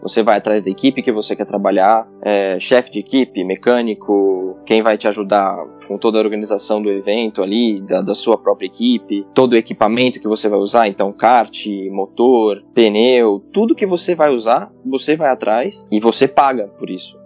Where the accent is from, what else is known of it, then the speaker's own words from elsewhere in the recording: São Paulo, Brazil; also born or lived in Goiânia; sou de São Paulo, comecei aqui mesmo em São Paulo. Eu nasci em São Paulo